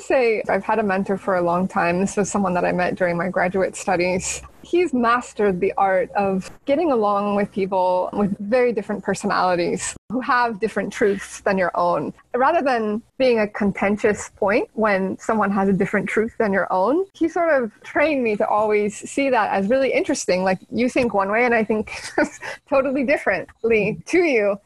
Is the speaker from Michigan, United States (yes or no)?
no; San Jose, California, United States; moved away as an adult; now in Barcelona, Spain; I grew up in San Jose, California, in okay. the heart of Silicon Valley